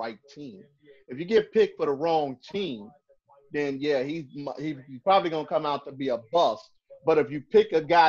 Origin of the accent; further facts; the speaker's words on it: Chicago, Illinois, United States; I'm from Chicago.